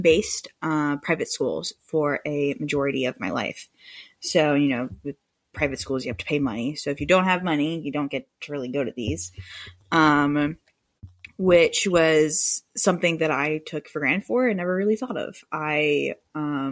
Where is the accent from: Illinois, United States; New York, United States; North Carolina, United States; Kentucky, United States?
North Carolina, United States; Moore County; also born or lived in Denver, Colorado; I moved to Moore County when I was very young